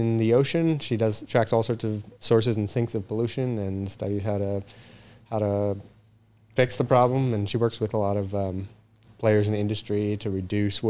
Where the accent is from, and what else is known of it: New York, United States; born or raised there; moved away as an adult; also born or lived in Florida, United States / Los Angeles, United States; now in Canada